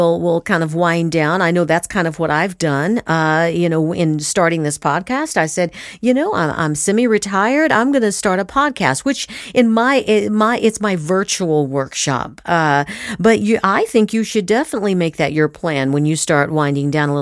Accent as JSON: {"language": "English", "region": "Southern California", "country": "United States", "tie": "born or raised there", "said": "I grew up in Southern California"}